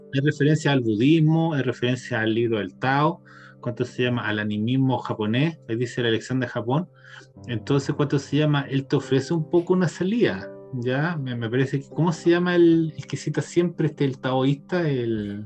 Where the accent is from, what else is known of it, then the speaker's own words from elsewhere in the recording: Chile; nosotros como chilenos